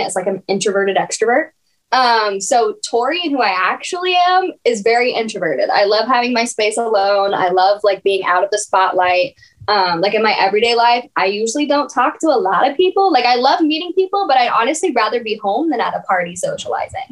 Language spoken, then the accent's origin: English; Texas, United States; moved away as an adult; now in Los Angeles, United States; I'm from Texas